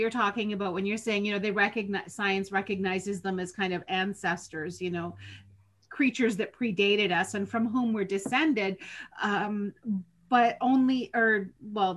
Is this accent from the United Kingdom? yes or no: no; Southern Ontario, Canada; I grew up in Southern Ontario in the early 70s